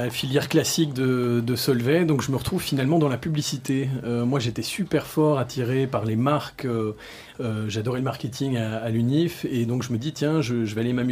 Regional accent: Brussels, Brussels-Capital Region, Belgium; je suis né à Bruxelles, j'ai grandi à Bruxelles, j'étais à l'école européenne, euh, donc c'était une super éducation. En fait, j'ai, bon, mon père est belge d'origine russe et ma mère est thaïlandaise. donc voilà, je suis un, petit mélange et j'ai grandi à Bruxelles

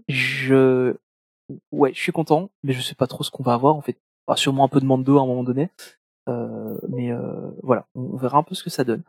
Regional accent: Belgium; je suis belge

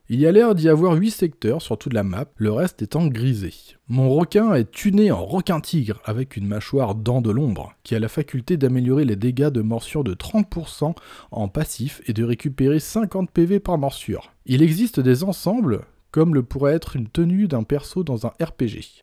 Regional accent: Brittany, France; Par chez nous, en Bretagne

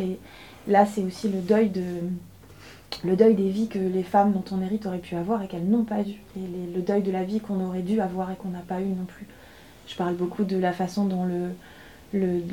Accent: inland Brittany, France; also born or lived in Paris; Moi, j'habite un territoire et je pense comme la plupart de la Bretagne des terres

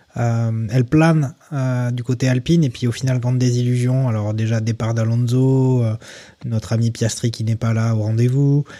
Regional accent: France; en tant que Français

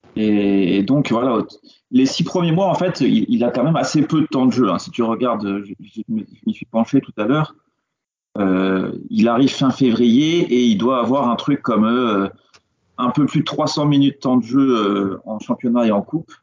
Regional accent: France; je suis français

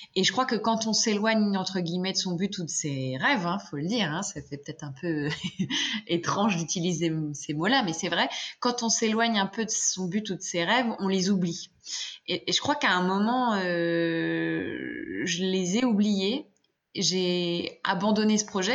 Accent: France; en tant que Française

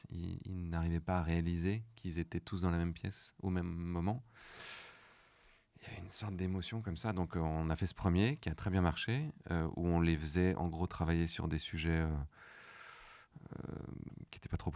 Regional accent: Morocco; j'ai grandi au Maroc.

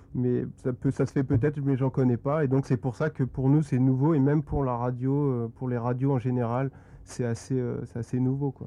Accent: Compiègne, Hauts-de-France, France; je suis originaire de Compiègne, donc c'est une ville en Picardie, dans l'Oise

